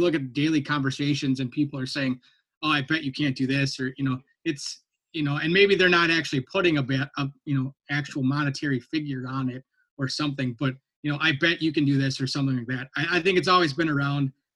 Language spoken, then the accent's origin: English; Minnesota, United States; moved away; I grew up in Minnesota